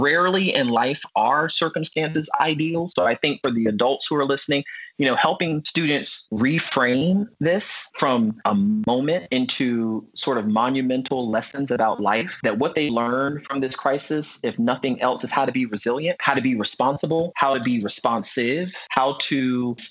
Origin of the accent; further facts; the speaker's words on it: Virginia Beach, Virginia, United States; I grew up in Virginia Beach, Virginia